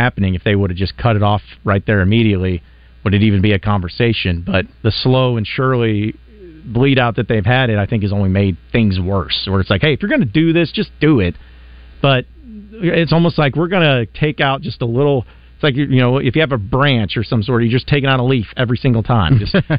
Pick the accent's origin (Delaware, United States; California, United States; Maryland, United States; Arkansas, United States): Arkansas, United States; Northwest; now in Little Rock, United States; growing up in Northwest Arkansas.